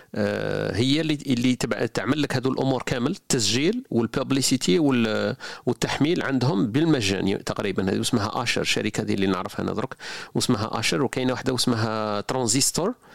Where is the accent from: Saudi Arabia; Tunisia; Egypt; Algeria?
Algeria; حنا الجزائريين